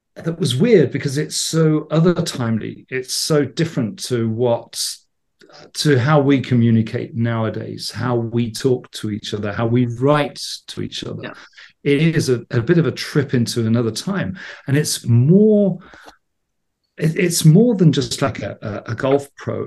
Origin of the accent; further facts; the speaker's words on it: England, United Kingdom; I grew up in England in the '70s